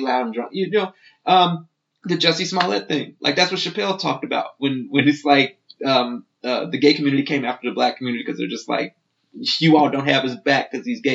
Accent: Chicago, Illinois, United States; also born or lived in Moscow, Idaho; now in Idaho, United States; I'm, I'm from Chicago

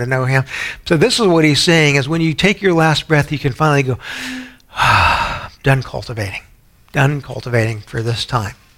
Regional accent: San Antonio, Texas, United States; growing up in San Antonio, I had a lot of Baptist friends

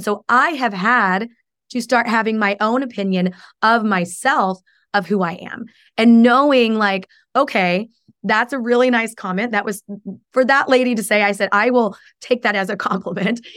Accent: Oklahoma, United States; now in Chicago, United States; I came from Oklahoma, so it's very different than how I was raised

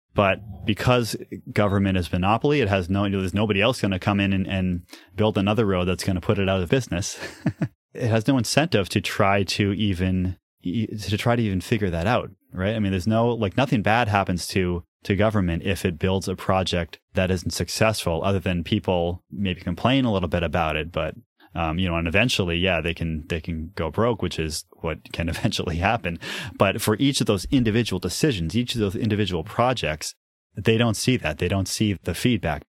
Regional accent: New Hampshire, United States; I grew up in New Hampshire

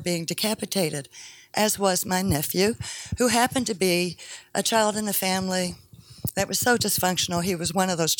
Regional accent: Eastern Kentucky, United States; I grew up in Eastern Kentucky.

